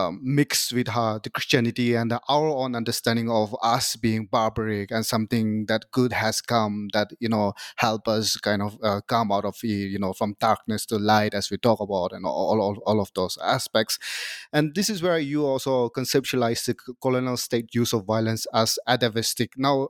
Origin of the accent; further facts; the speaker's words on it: Nagaland, India; I come from Nagaland, you know, northeast of India.